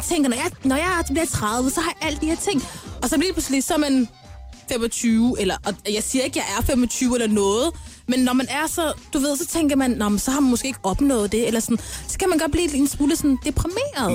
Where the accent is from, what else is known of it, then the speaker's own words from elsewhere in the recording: Denmark; Eller, jeg er fra Danmark. Øh, jeg føler opvokset her i Danmark